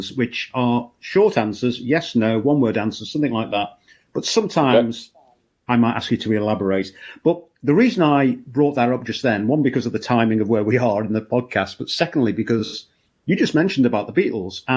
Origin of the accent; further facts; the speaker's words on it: Liverpool, North West England, United Kingdom; moved away; I'm from Liverpool originally